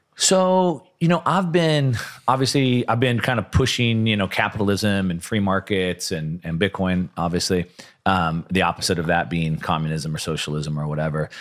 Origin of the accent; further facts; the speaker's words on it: Southern California, United States; I'm from SoCal